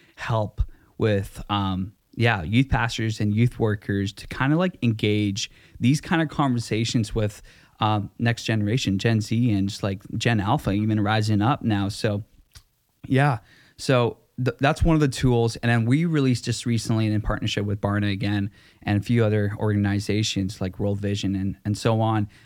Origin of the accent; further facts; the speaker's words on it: Vancouver, British Columbia, Canada; also born or lived in Langley; I'm from v, the Vancouver area.